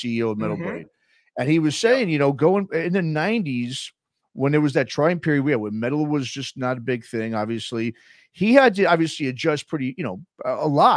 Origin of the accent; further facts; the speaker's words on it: New York City, New York, United States; also born or lived in Los Angeles / Bay Area; now in Oakland area, United States; born and raised in New York City